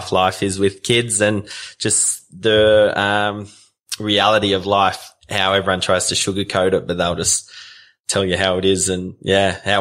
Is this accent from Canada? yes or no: no; Taree, New South Wales, Australia; moved away; also born or lived in Central Australia; I was born in Taree on the mid-north coast, and my parents own a dairy farm and Dyes Crossing. So I'm sixth generation. I'm one of six kids. So I've got three older sisters, then myself, a younger brother and a younger sister, and then we all grew up on the farm